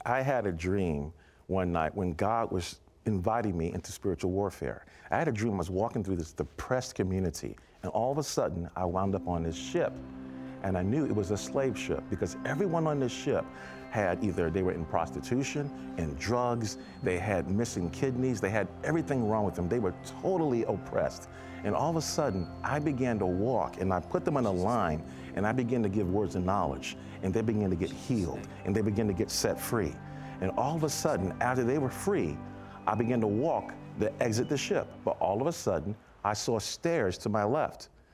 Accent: New York City, New York, United States; I was from Brooklyn, New York

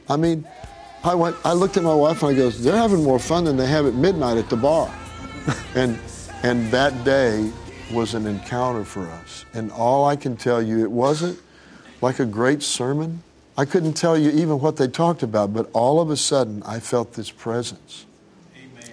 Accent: Tulsa, Oklahoma, United States; I grew up in Tulsa

